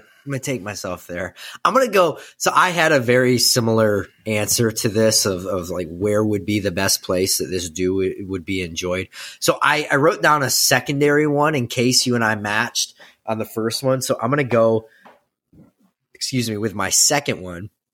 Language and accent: English; Midwest, United States; we are from the Midwest